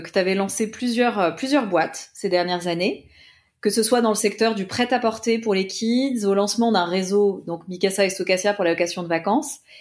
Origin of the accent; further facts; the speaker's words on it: Paris, Île-de-France, France; je suis parisienne